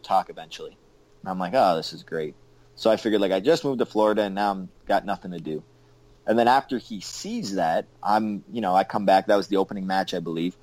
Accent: Canada; I'm Canadian

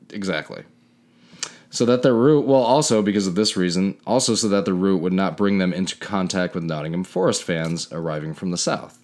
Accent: Canada; moved away; being so Canadian, which I am.

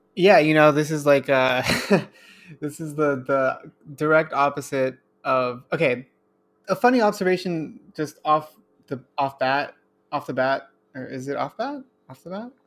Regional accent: Los Angeles, California, United States; I'm born and raised in Los Angeles, California.

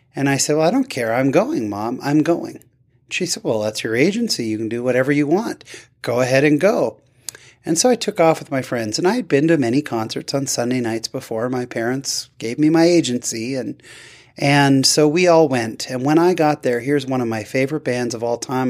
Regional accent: Fullerton, California, United States; I was born in Fullerton

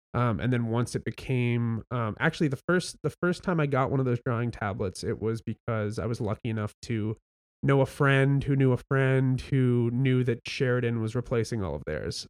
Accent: Welland, Ontario, Canada; I grew up in Welland

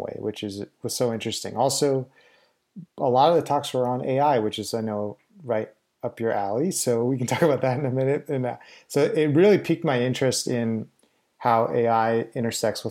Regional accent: Winnipeg, Manitoba, Canada; born or raised there; moved away

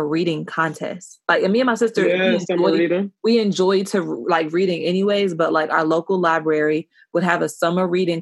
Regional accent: United States; moved away; where I grew up in Washington, shit was OD white

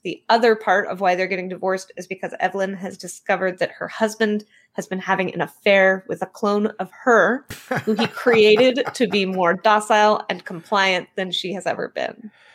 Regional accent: Bay Area, California, United States; also born or lived in Portland; I was born and raised in California in the Bay Area. I'm back in California now

